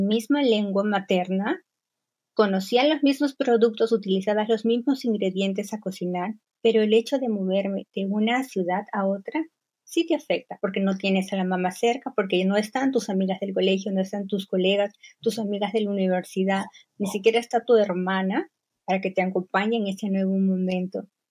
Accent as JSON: {"language": "Spanish", "region": "northern Peru", "country": "Peru", "tie": "born or raised there", "also_born_or_lived": "Lima, Peru / Cieneguilla, Peru", "moved": "as an adult", "lives_now": "Germany", "said": "Yo soy de Perú y soy del norte de Perú. Crecí siempre en el norte de Perú"}